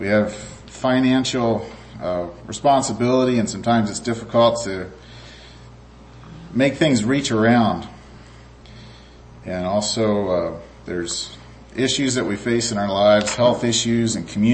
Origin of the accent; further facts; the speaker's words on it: Clare, Michigan, United States; we're from Central Michigan there in Clare